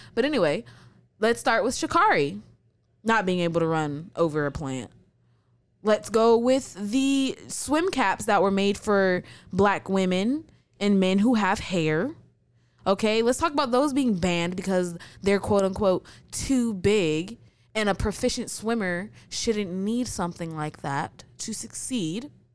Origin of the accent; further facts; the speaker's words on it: United States; I was born in the United States.